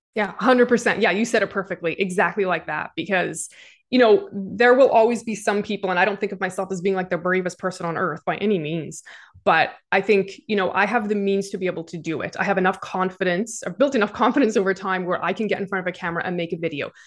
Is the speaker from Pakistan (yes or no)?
no; Canada; Even as a Canadian